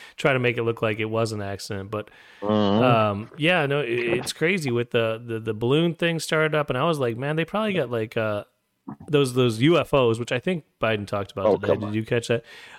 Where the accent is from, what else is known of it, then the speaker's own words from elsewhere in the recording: United States; I'm American, and I love God